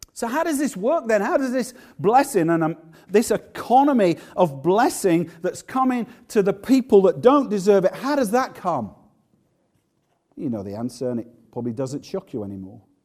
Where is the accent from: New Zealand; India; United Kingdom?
United Kingdom; Yorkshire and the Humber; moved away; also born or lived in Manchester; I'm from Yorkshire, but I did love it in Manchester in many ways